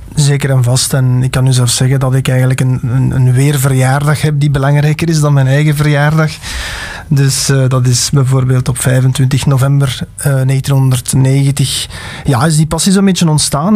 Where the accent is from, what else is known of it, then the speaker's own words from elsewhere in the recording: Alsemberg, Flanders, Belgium; ik ben van Alsenberg afkomstig, het weer in Beersel, Halle